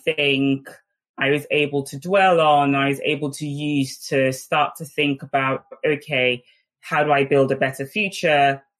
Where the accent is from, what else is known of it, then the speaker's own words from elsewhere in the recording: Nigeria; English is a second language; the values that had been instilled in me from a very young child growing up in Nigeria, where you quickly develop a strong sense of grit and determination.